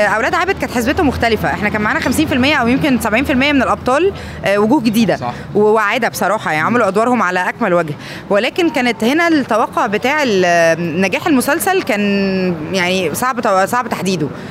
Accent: Egypt; عندنا في مصر

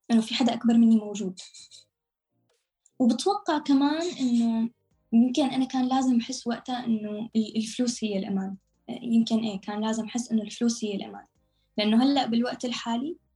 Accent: Syria; also born or lived in Lebanon / Amman, Jordan; now in Istanbul, Turkey; لبنان من لبنان ردينا رجعنا على سوريا قعدنا فترة شهر بعدين آه، طلعنا من بلودان على عمان قعدنا لمدة ثلاث سنين ونص بعمان بالأردن بعدين من الأردن على تركيا

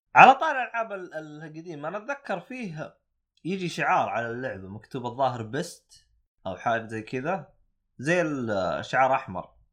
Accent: Saudi Arabia; عندنا بالسعوديه

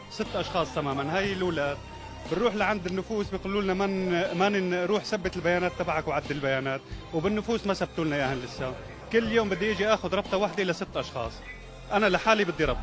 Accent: Syria; أنا مشكلتي إنه جوزي لبناني وأنا سورية

